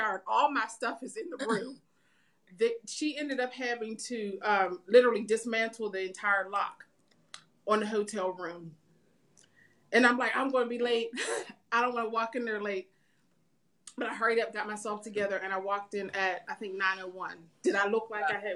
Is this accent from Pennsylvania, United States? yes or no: yes; Pittsburgh, Pennsylvania, United States; I came from Pittsburgh, Pennsylvania to Arkansas